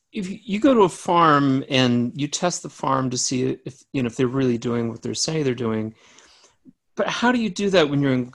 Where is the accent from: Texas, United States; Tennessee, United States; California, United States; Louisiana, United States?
Louisiana, United States; growing up in Louisiana, you know, we're told that we live in what's called Cancer Alley